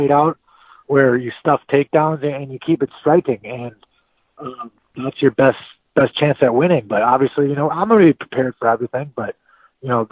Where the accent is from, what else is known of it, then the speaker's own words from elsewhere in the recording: St. Cloud, Minnesota, United States; I'm from St. Cloud, Minnesota, you know, fighting out of St. Cloud, Minnesota, just so everyone knows for sure that, you know, I'm a Minnesota boy.